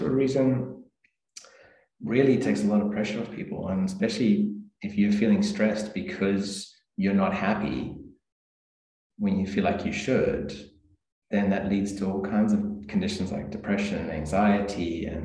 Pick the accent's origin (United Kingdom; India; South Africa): South Africa; moved away as an adult; also born or lived in Adelaide, Australia; now in Port Lincoln, Australia; I grew up in South Africa originally, and moved here with my parents 2004